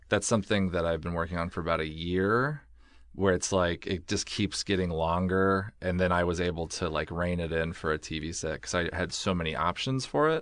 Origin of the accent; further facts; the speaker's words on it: Oregon, United States; moved away as an adult; also born or lived in Pullman, Washington; I grew up in Oregon